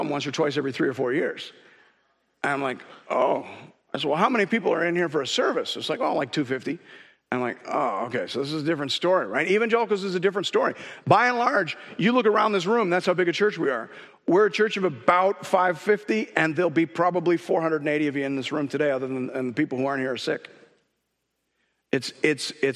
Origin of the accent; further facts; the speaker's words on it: Canada; as a Canadian